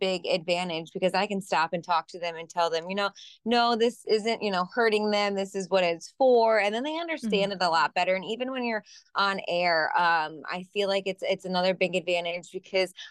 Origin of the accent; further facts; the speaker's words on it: Michigan, United States; also born or lived in Indiana / Ohio; now in East Coast, United States; I grew up in Michigan, but I lived in Indiana and Ohio